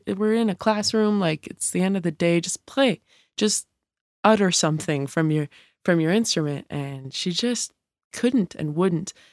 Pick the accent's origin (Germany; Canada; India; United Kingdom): Canada; Montreal, Quebec; moved away; I grew up playing music from a young age. I'm from Montreal